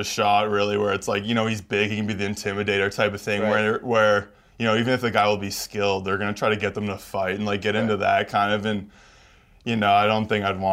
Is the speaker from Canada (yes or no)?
yes; Canada; moved away; being Canadian.